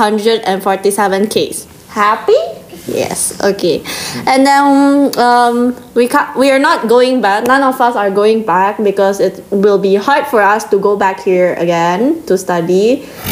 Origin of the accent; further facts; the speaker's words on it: Jakarta, Indonesia; now in Melbourne, Australia; I'm from Indonesia, Jakarta